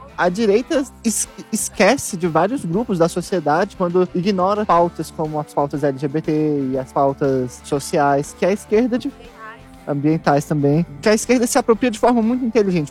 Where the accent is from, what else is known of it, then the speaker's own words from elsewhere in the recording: Brasília, Federal District, Brazil; moved away as an adult; now in São Paulo, Brazil; a minha cidade natal